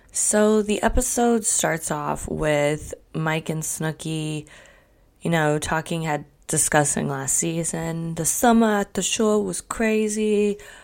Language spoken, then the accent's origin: English; Canada; I'm Canadian